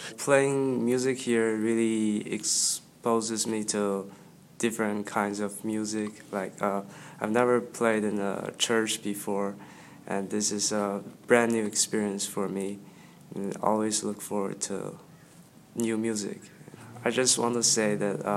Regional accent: Beijing, China; moved away as an adult; I'm from Beijing

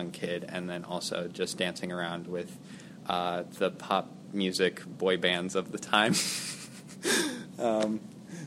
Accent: Santa Barbara, California, United States; also born or lived in Nashville, Tennessee / Isla Vista, California; I've spent the majority of my life in Santa Barbara

